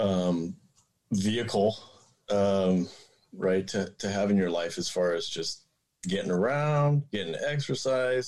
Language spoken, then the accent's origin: English; outside of Denver, Colorado, United States; moved away as an adult; now in Portland, United States; I grew up in outside of Denver in Colorado